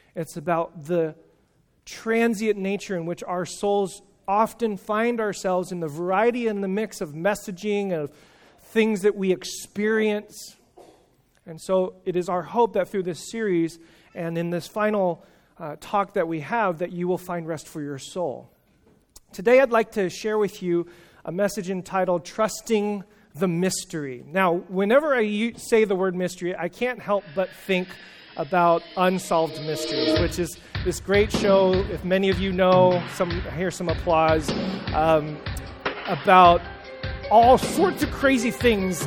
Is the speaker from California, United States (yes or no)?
yes; California, United States; I'm from California